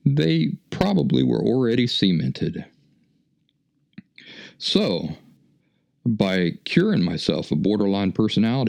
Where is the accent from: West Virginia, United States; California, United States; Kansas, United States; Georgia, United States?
West Virginia, United States; moved away; also born or lived in Philadelphia; where are you from? I said, well, West Virginia